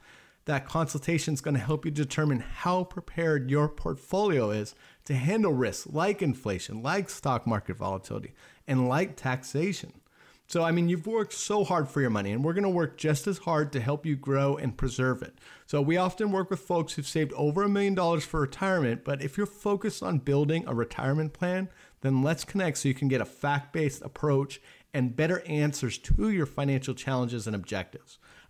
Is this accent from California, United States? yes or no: yes; Laguna Beach, California, United States; I grew up in Laguna Beach, California, which is a very affluent community.